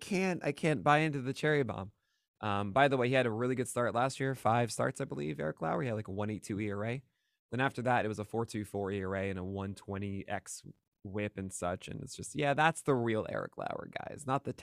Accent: Brooklyn, New York, United States; It was like a block or two away from where I grew up in Park Slope.

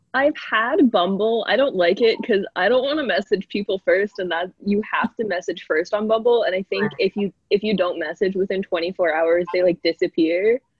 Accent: Southwest Harbor, Maine, United States; moved away; I'm from Southwest Harbor, Maine

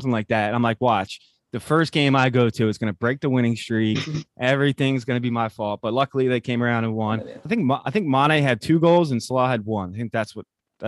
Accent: Philadelphia, Pennsylvania, United States; I'm from Philly

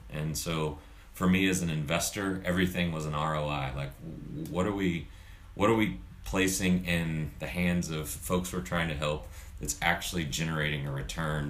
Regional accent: Charlotte, North Carolina, United States; also born or lived in Dallas, Texas; I grew up in Charlotte

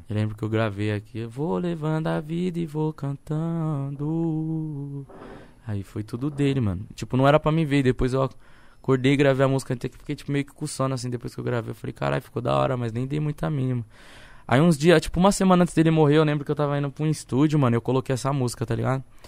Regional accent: São Paulo, Brazil; moved away as an adult; also born or lived in Baltimore; now in Suzano, Brazil; sou da cidade de Tiradentes, tá ligado? Eu moro em Suzano tem quatro anos

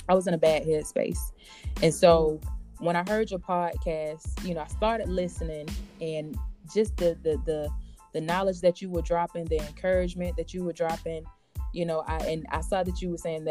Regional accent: Blakely, Georgia, United States; we're both from Blakely, Georgia. So shout out to Early County. And we went to school together

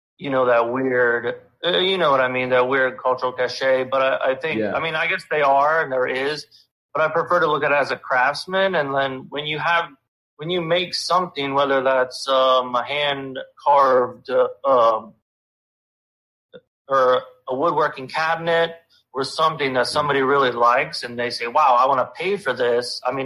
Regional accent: Pennsylvania, United States; Northeastern Pennsylvania.

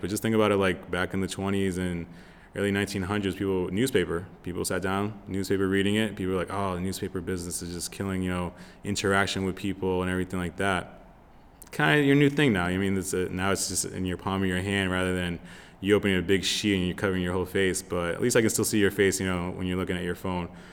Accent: Lowell, Massachusetts, United States; moved away as an adult; also born or lived in Florida; now in Los Angeles, United States; I'm originally from Massachusetts, uh, born and raised in Lowell

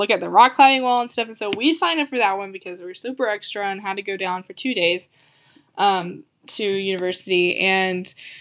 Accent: the South, United States; I'm from the South

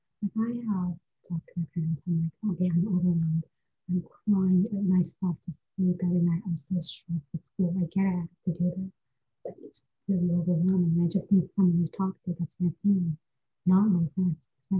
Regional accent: India; I love India with my heart. It's my home country. I love the culture. I love everything about it.

